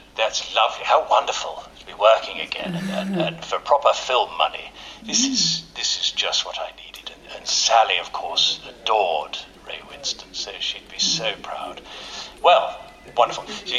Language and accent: English; Ealing, London, United Kingdom; born there; I was born in Ealing, you know. I know how to do a London accent.